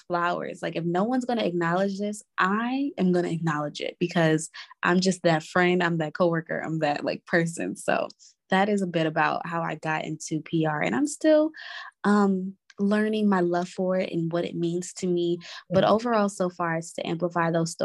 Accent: New York City, New York, United States; also born or lived in Inglewood, California / South Carolina / Maryland; I was born in Inglewood, California. And I moved to New York when I was about 6 years old. So I lived in Brooklyn. And then after that, I have moved to just about every borough in New York City.

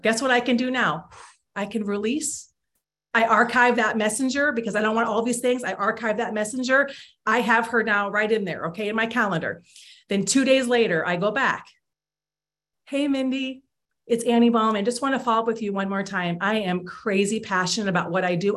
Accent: Iowa, United States; I grew up in Iowa

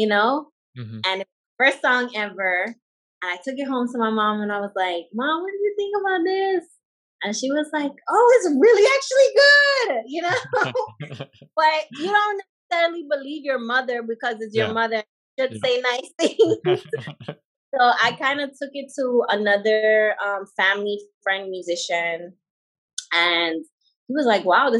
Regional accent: Atlanta, Georgia, United States; also born or lived in U.S. Virgin Islands; I grew up in the States, actually. I grew up in Atlanta, Georgia, Coweta County to be exact

